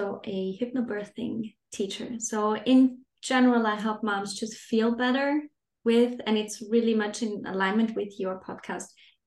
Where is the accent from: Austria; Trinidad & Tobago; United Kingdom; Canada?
Austria; moved away as an adult; now in Denmark; I'm not originally from Denmark. I live here with my family. I'm originally from Austria